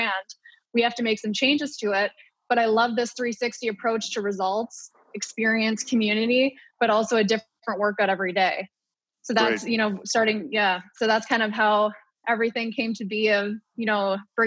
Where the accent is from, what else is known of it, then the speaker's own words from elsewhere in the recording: Ottawa, Ontario, Canada; moved away as an adult; also born or lived in Purdue University, Indiana, United States; I was born in Ottawa, born and raised, competitive swimmer for 17 years